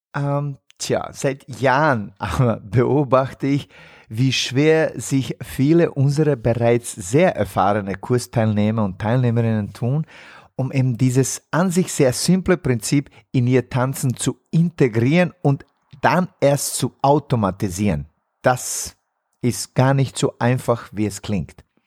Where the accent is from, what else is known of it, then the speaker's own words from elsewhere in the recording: Bosnia & Herzegovina; moved away; in meiner Heimat in Bosnien-Herzegowina